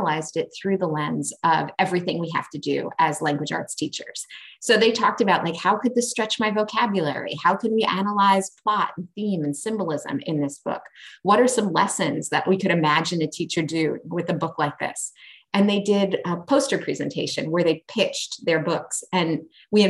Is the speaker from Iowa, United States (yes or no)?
no; New York, United States; I grew up in New York